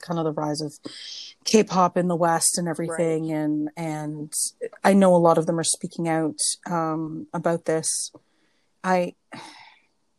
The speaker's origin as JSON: {"language": "English", "country": "Canada", "said": "being Canadian"}